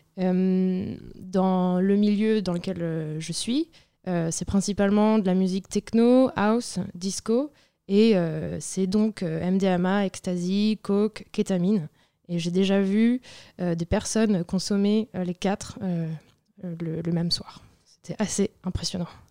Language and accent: French; Brittany, France; now in Paris, France; je viens de Bretagne